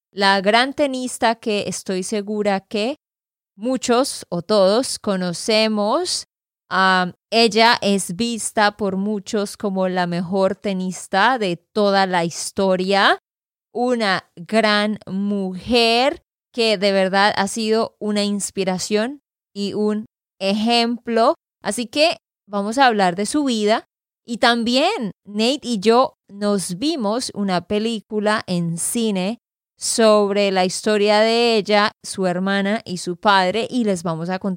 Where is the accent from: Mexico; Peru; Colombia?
Colombia; Santander; de Santander, Colombia.